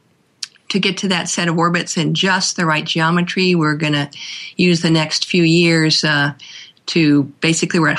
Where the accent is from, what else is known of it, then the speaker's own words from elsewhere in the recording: California, United States; also born or lived in Minneapolis, Minnesota / Memphis, Tennessee; I spent most of my life since I was about 8 years old in California. So in that sense, I think I really consider myself a California girl